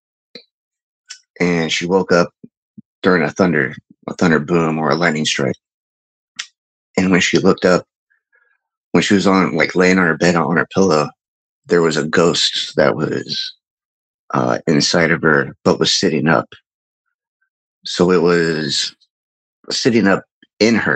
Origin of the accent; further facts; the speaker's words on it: Midwest, United States; I grew up in the Midwest.